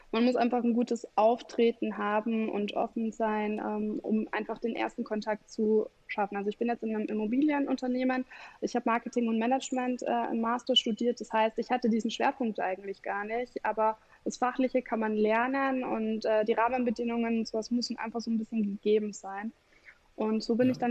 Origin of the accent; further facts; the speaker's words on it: Bavaria, Germany; now in Leipzig, Germany; Ähm, also ich komme aus Bayern, bin jetzt hier in Leipzig und habe lustigerweise extrem viele Kunden aus Bayern.